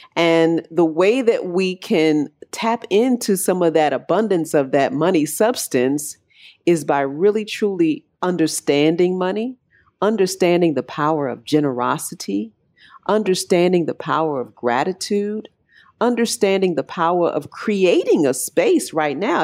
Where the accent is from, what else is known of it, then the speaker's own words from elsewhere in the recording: Chicago, Illinois, United States; moved away as an adult; now in Puerto Rico; I'm originally from Chicago, born and raised Southside, and love Chicago to this day